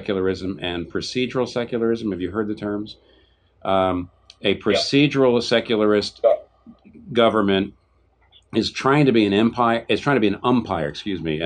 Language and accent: English; United States; as an American